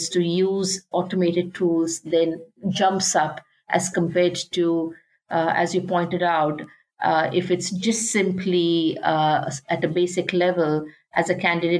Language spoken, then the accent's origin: English; India; moved away; I come from an environment when I grew up in India.